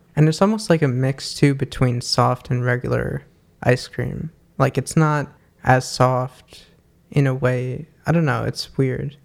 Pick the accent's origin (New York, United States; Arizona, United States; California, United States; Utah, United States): New York, United States; growing up in New York